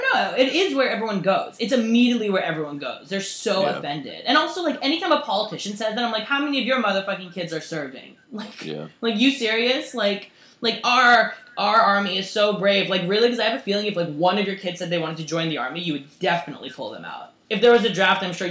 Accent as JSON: {"language": "English", "country": "United States", "said": "I'm an American"}